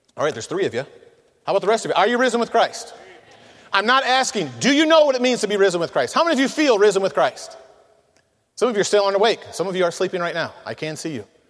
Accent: Michigan, United States; I'm from Michigan

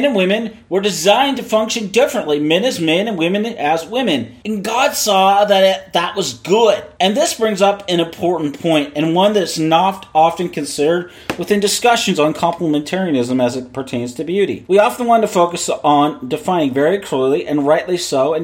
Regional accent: Seattle, Washington, United States; I was born in Seattle. I was raised in Seattle

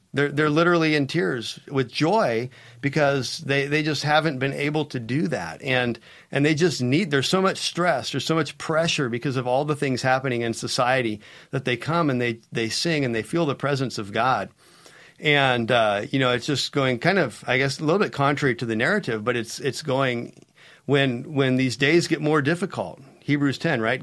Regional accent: United States; As an American

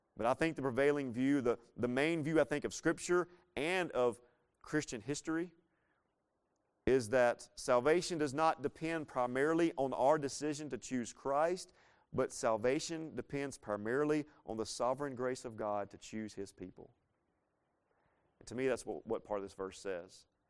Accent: Laurel, Mississippi, United States; moved away; I'm originally from Laurel, Mississippi.

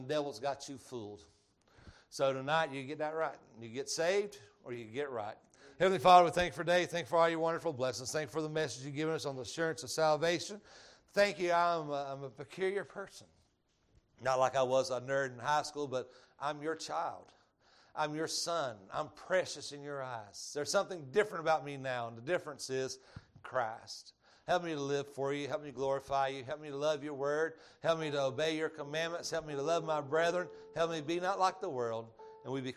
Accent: Georgia, United States; accent: Georgia; My Georgia accent

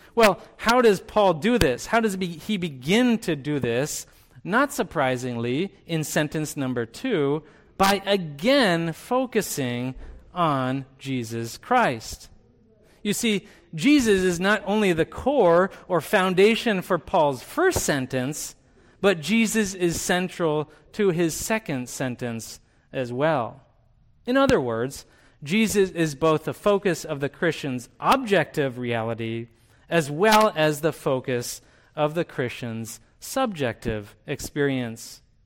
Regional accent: Canada; moved away; I grew up in Canada. I identify as a Canadian when it's appropriate for me

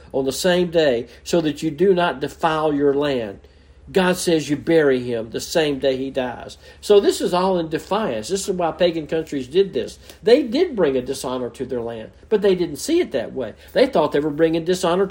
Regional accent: Mobile, Alabama, United States; moved away; I'm from Mobile, Alabama originally, and man, the Mardi Gras day, the Mardi Gras season was big. I can remember as a child going down in the parades

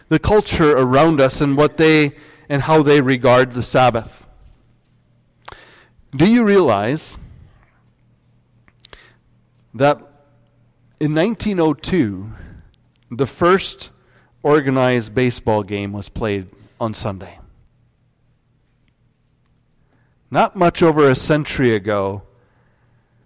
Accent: Northwest Iowa, United States; I grew up in Northwest Iowa.

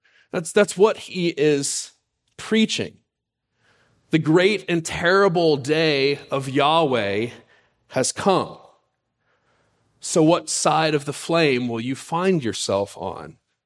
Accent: Pensacola, Florida, United States; For those who have heard our story, you know that I grew up in Pensacola, Florida. Spent my high school years there.

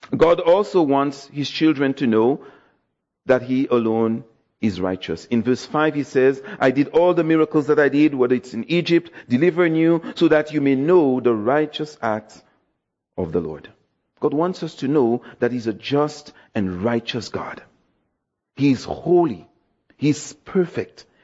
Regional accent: Dominica; now in Toronto, Canada; I'm from Dominica, West Indies, so Yes, my island was represented

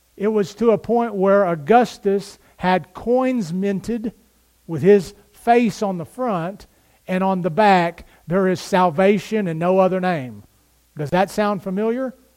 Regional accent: United States; We as American Christians

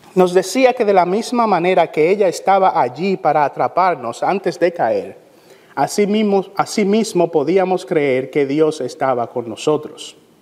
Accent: Santo Domingo, Distrito Nacional, Dominican Republic; Yo vine a los pies de Cristo siendo aún un niño, gracias a una serie de sermones que el pastor Francisco Guzmán en la Iglesia de la Trinidad en Santo Domingo

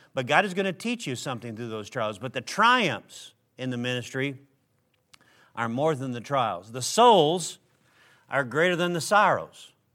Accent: Minnesota, United States; where I grew up in Minnesota

